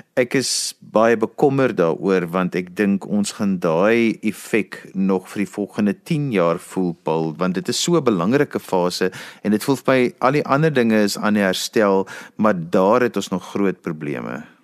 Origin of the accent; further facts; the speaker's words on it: South Africa; ons as Suid-Afrikaners